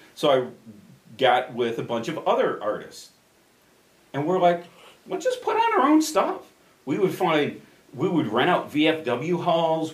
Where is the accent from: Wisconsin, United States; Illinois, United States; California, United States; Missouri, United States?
Illinois, United States; Addison; born or raised there; also born or lived in Chicago, Illinois